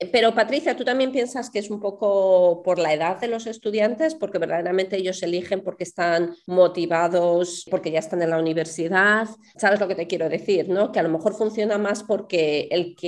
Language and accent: Spanish; Spain; yo de España